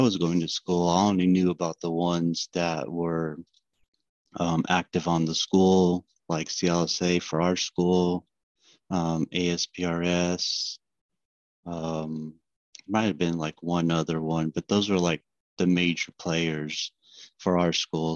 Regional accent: Fresno, California, United States; I'm from Fresno, California. I work for Guida Surveying Inc. as a survey analyst

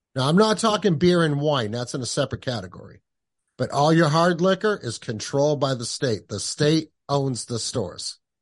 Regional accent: New Hampshire, United States; also born or lived in Kentucky; we moved back to New Hampshire when I was like two or three. Been here ever since.

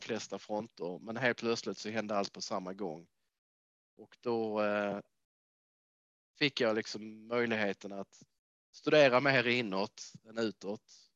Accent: Lund, Skåne, Sweden; moved away as an adult; also born or lived in Trelleborg / Bjärred / Canada / United States; now in Manchester, United Kingdom; Kommer mm. ifrån Skåne, så jag kommer från Trelleborg från början har växt upp i Lundatrakten

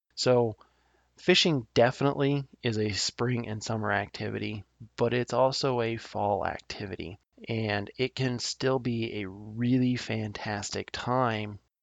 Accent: Nebraska, United States; I love my home state of Nebraska

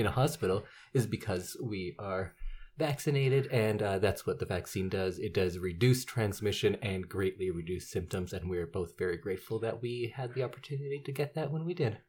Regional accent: Edmonton, Alberta, Canada; I grew up in Edmonton

